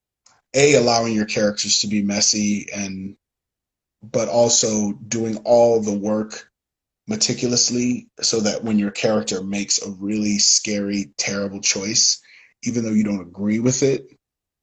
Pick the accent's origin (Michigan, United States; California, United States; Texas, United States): Michigan, United States; Detroit; I come from Detroit